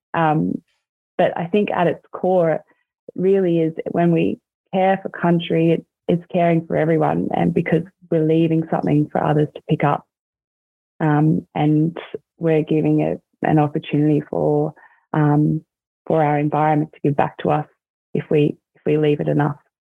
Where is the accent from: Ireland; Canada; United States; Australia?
Australia; Corowa, New South Wales; growing up in Corowa. I'm sure a lot of you are probably familiar with that little town. It's um, on the banks of the Murray River. And that's where I spent um, a lot of my childhood